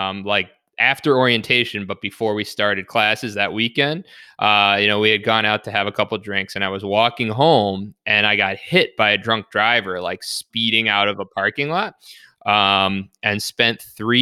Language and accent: English; New York City, New York, United States; moved away as an adult; also born or lived in Long Island, New York / Syracuse, New York / Chicago, Illinois; now in Buffalo, United States; So I actually grew up in Queens, the New York City area